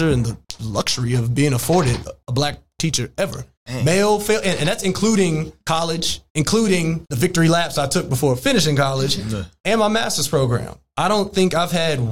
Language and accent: English; Denton, Texas, United States; also born or lived in Dallas, Texas; I grew up going to private schools in North Dallas my entire life, commuting from Denton to Dallas to attend those schools.